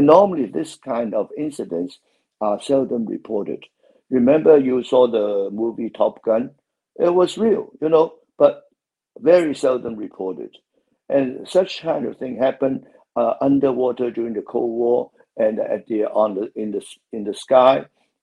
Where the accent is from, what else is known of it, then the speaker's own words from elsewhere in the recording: Hong Kong; I'm from Hong Kong